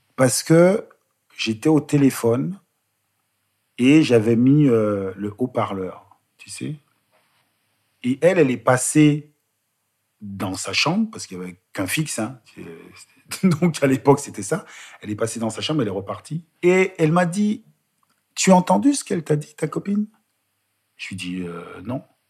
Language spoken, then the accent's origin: French; Bois-Colombes, Île-de-France, France; also born or lived in Guadeloupe; J'ai grandi euh, dans la région parisienne